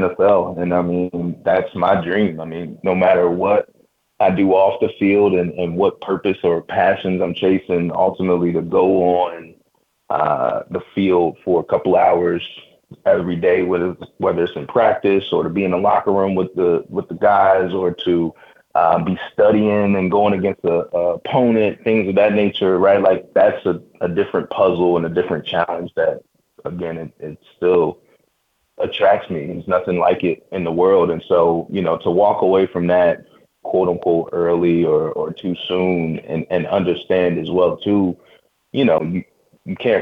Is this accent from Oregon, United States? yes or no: no; Baltimore, Maryland, United States; my hometown team